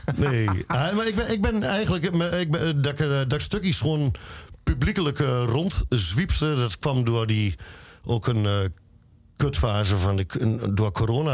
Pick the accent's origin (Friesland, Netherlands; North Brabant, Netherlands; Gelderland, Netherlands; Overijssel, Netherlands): Overijssel, Netherlands; Luttenberg; ik kom uit Luttenberg, dat is een klein dorpje.